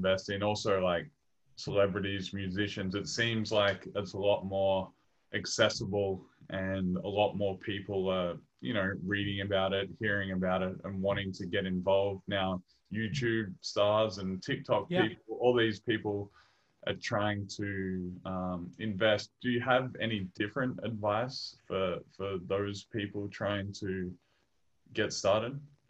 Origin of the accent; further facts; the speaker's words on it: Maryborough, Victoria, Australia; I'm from 2 hours away from Melbourne, so I'm in Maryborough, bit out in the bush there. A little bit quieter than Melbourne, but I'm a Victorian